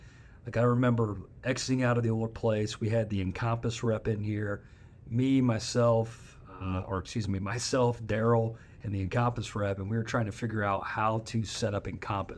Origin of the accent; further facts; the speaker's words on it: Northwest Ohio, United States; I grew up in Northwest Ohio, farming community, small town